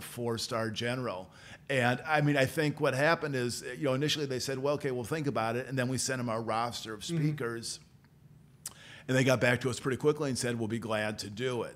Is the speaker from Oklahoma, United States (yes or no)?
no; Peoria, Illinois, United States; moved away as an adult; also born or lived in Galesburg, Illinois / Springfield, Illinois / Washington, District of Columbia, United States; now in Carbondale, United States; I grew up uh, in Peoria